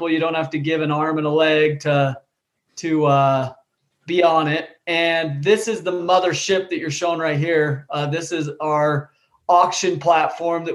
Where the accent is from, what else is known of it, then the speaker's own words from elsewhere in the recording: Utah, United States; I grew up hunting. I'm from Utah out here west